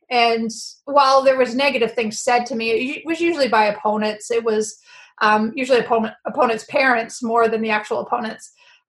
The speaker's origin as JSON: {"language": "English", "town": "Winnipeg", "region": "Manitoba", "country": "Canada", "tie": "born or raised there", "also_born_or_lived": "Stanford University", "moved": "as an adult", "said": "Well, I grew up in Winnipeg."}